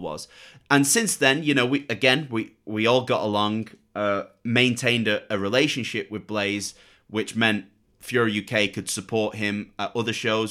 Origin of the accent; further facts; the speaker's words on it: Manchester, North West England, United Kingdom; 'cause we're both from Manchester as well.